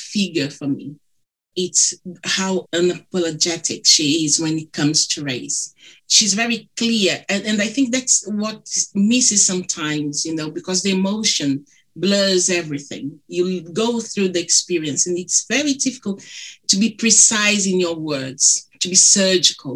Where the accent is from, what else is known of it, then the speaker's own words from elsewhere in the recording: Brazil; accent: thick; English is a second language; moved away; Apologies for my thick accent. My husband, he's British. My daughter, she's British Brazilian